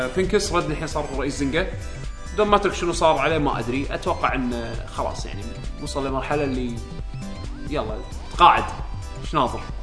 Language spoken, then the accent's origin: Arabic; Kuwait; عندنا بالكويت